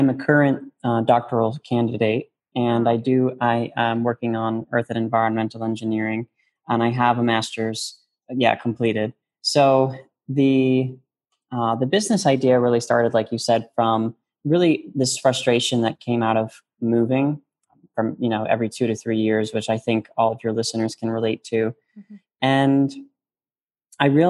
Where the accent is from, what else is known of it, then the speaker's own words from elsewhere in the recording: New York, United States; moved away as an adult; also born or lived in Washington, D.C.; I'm a New Yorker. I'm from New York.